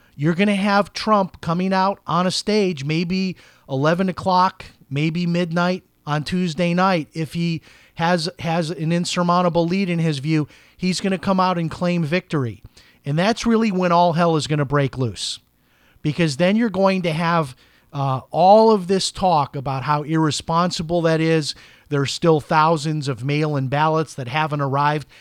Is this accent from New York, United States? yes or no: no; Chicago, Illinois, United States; I grew up in Chicago, a very political place